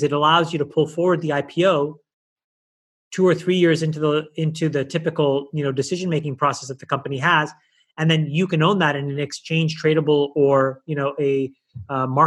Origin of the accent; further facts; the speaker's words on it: Ottawa, Ontario, Canada; moved away as an adult; also born or lived in Sri Lanka; now in United States; grew up in Canada, where I was part of the minority